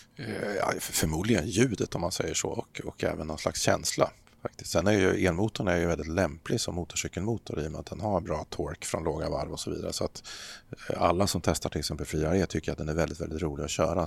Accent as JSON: {"language": "Swedish", "town": "Örebro", "region": "Örebro County", "country": "Sweden", "tie": "born or raised there", "also_born_or_lived": "Eskilstuna", "said": "Jag är född i Eskilstuna men uppväxt i, utanför Örebro så att det här är mina hemtrakter."}